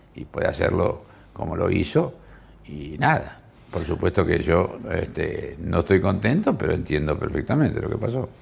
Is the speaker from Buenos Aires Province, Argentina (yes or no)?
yes; San Nicolás de los Arroyos, Buenos Aires Province, Argentina; en mi pueblo, en San Nicolás, ciudad muy antigua de la Argentina